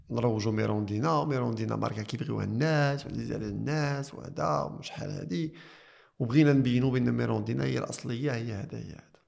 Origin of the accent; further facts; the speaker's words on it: Morocco; حنا في الثقافه عندنا في المغرب ما كان تلفظ بالحب